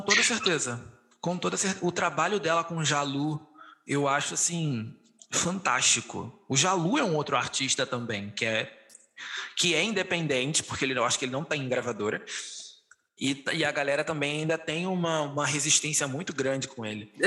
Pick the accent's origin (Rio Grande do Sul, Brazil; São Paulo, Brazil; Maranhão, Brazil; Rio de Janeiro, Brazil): Rio de Janeiro, Brazil; eu sou do Rio de Janeiro, a minha realidade aqui é completamente diferente da sua